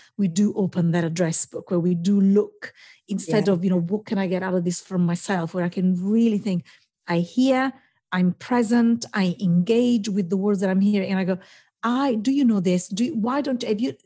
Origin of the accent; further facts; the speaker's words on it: Italy; moved away as an adult; now in London, United Kingdom; I studied in Italy, and I'm from Italy. I've been here 22 years, in this great job, you know, in the city in London.